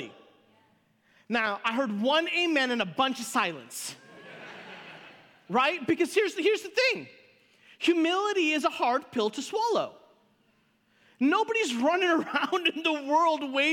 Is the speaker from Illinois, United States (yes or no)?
yes; Chicago, Illinois, United States; I grew up in Chicago